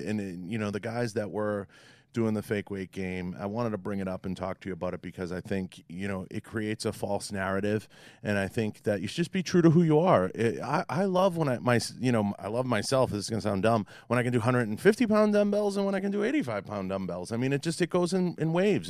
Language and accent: English; Boston, Massachusetts, United States; accent: Boston; my Boston accent